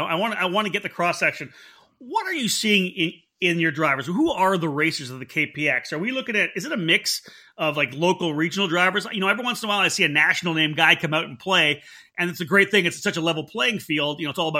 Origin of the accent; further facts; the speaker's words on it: East Coast, United States; now in Northern California, United States; You know, I came from the East Coast here.